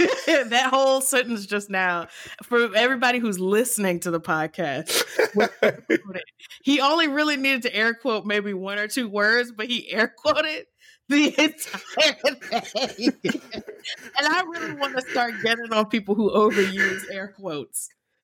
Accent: Mid-Atlantic, United States; accent: mid-Atlantic; that's where we're from. We're from Maryland, Virginia, so we're going to have a mid-Atlantic accent.

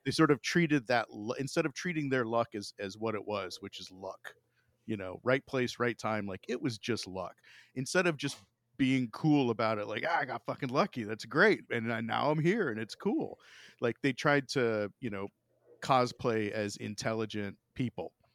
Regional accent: Florida, United States; now in Ohio, United States; growing up in Florida, like, I, I mean, I live in Ohio now

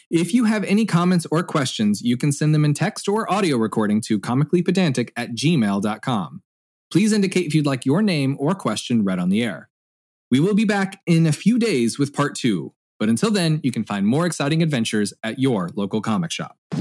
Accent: Indiana, United States; my home state of Indiana

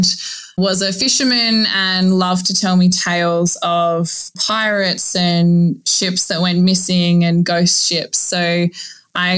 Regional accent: Northern Territory, Australia; now in Queensland, Australia; I grew up in the Northern Territory, so right in the heart of, I guess, like Crocodile Dundee territory

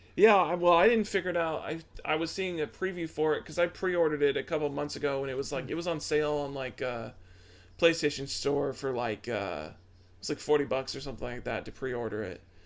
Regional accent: Midwest, United States; we're from the Midwest. Midwest is all Pepsi all day

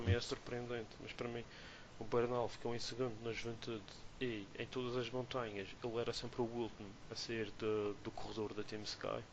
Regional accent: Madeira, Portugal; como somos madeirenses

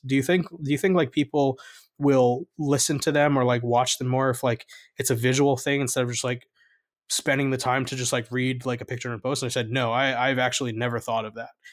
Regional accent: North New Jersey, United States; I grew up in North New Jersey

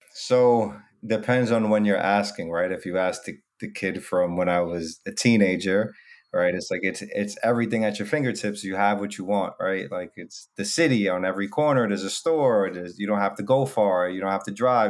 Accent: New York City, New York, United States; I'm from the Bronx, New York

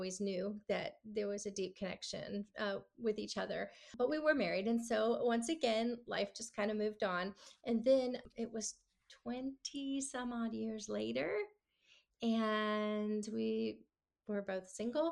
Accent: Clearwater, Florida, United States; moved away as an adult; also born or lived in Nashville, Tennessee / California; I grew up in Florida, Tampa Bay, Clearwater area, and lived there my whole life until I moved to Nashville, Tennessee

